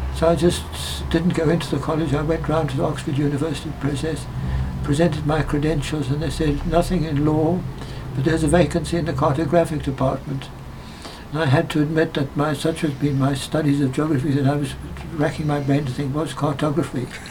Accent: Johannesburg, Gauteng, South Africa; moved away as an adult; now in England; they settled in Johannesburg. Wow. That's where I was born

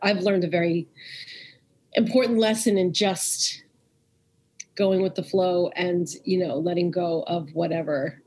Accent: New York, United States; I grew up in New York

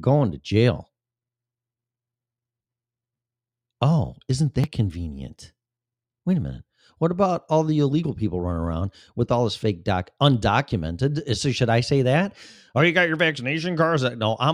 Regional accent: Illinois, United States; moved away; My home state of Illinois and Chicago

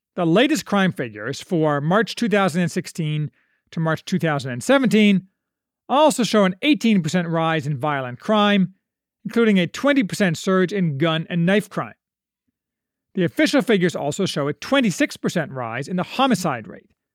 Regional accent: United States; as an American

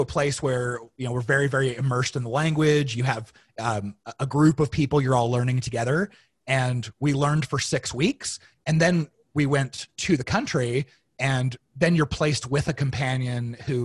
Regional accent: Arizona, United States; I grew up in Arizona

